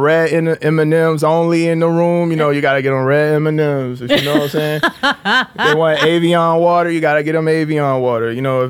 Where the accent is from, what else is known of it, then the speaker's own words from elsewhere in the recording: Jacksonville, North Carolina, United States; Yeah, I'm from Jacksonville, North Carolina. It's like a military town. It's small.